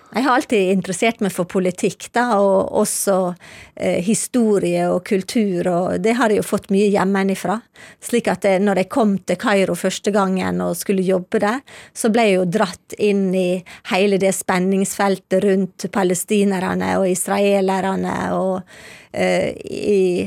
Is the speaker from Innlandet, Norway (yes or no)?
no; Ålesund, Møre og Romsdal, Norway; moved away as an adult; also born or lived in Syria / Geneva; now in Libya; jeg kommer jo fra Ålesund